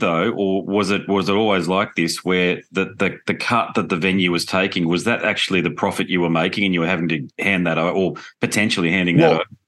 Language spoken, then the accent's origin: English; Australia; being Australian